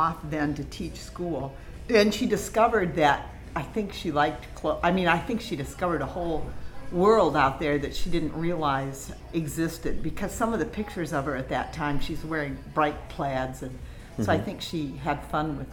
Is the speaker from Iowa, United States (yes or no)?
yes; northwest Iowa, United States; I was born in a town of 220 people in northwest Iowa.